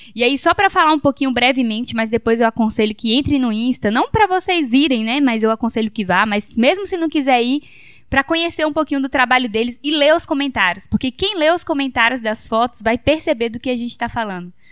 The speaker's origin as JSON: {"language": "Portuguese", "town": "Teixeira", "country": "Brazil", "moved": "yes", "lives_now": "São Mateus, Brazil", "said": "a gente é de Teixeira, né? Meu pai ainda mora por lá"}